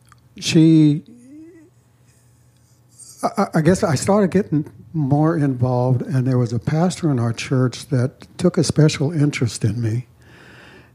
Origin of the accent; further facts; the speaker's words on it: Fort Collins, Colorado, United States; I was born and raised in Colorado around the Loveland Fort Collins area